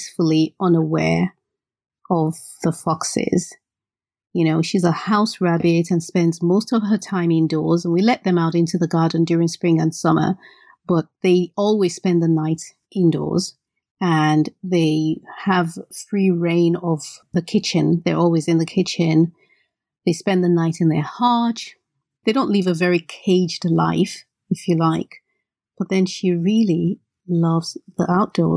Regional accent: Benin City, Edo, Nigeria; the reason I don't speak Yoruba is because I grew up in Benin, which is not a Yoruba state

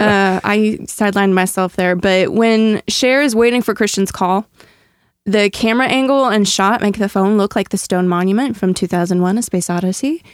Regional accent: Kansas City, Midwest, United States; I'm from the Midwest

